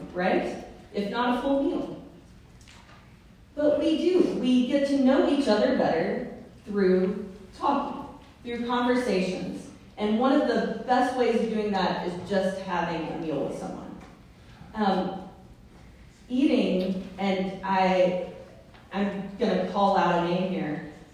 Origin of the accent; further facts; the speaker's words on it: the South, United States; I'm from the South